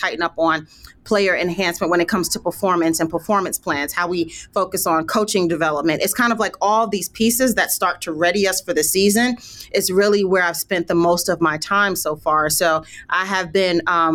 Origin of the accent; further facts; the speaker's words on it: New York City, New York, United States; moved away as an adult; now in Phoenix, United States; I'm from Brooklyn, New York. So I spent my time basically on every playground you can think about in the city